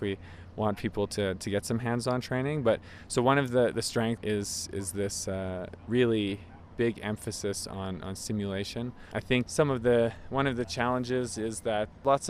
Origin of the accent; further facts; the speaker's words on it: Montreal, Quebec, Canada; I'm from Montreal, Canada